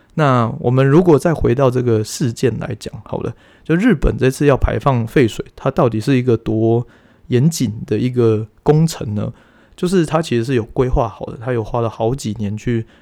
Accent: Taiwan; 我们台湾人

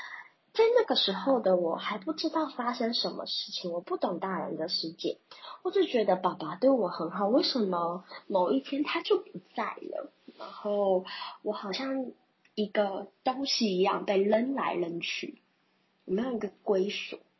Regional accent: Banqiao, New Taipei, Taiwan; also born or lived in Kaohsiung; 因为外婆家在板桥，

